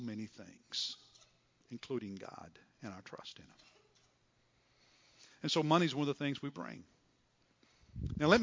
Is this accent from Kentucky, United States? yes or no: yes; Kentucky, United States; I'm from Kentucky.